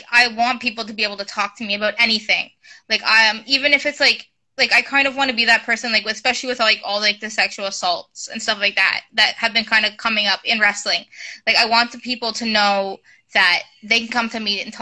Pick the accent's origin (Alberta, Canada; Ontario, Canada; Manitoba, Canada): Ontario, Canada; Kingston; moved away as an adult; now in Oshawa, Canada; I'm also from Kingston, Ontario